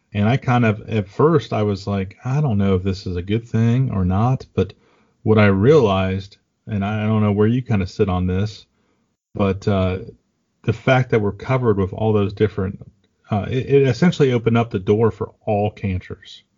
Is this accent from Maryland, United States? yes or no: no; Ohio, United States; I got to bring you to my hometown and uh, hang out in Ohio for a few days